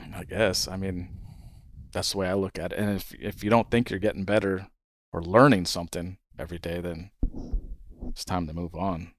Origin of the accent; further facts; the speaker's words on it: Hawaii, United States; moved away as an adult; also born or lived in California; now in Guatemala; My brother and I grew up in Hawaii